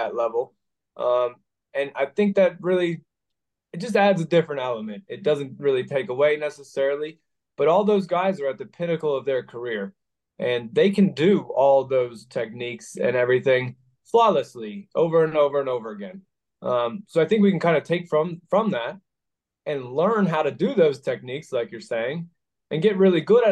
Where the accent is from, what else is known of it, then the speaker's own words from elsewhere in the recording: near Minneapolis, Minnesota, United States; also born or lived in Idaho; now in Pennsylvania, United States; I grew up in Minnesota, near Minneapolis in a small town